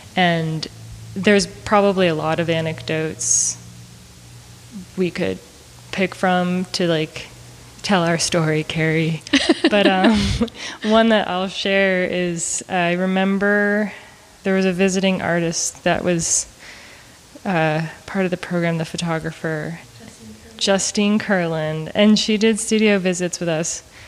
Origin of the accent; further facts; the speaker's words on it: Maine, United States; moved away as an adult; also born or lived in Montana / Austin, Texas; now in Missouri, United States; I moved here from Maine, where I'm originally from